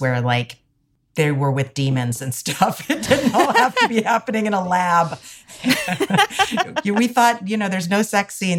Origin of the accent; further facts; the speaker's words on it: Hawaii, United States; moved away as an adult; I grew up in Hawaii, which is a place that feels absolutely full of spirits and ancestors